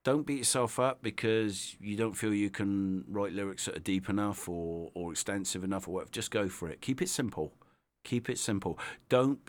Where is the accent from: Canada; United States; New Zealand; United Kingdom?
United Kingdom; Devizes, South West England; So Devizes, born and bred.